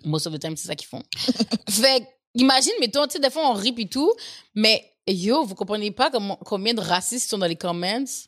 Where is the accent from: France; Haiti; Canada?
Haiti; je suis haïtienne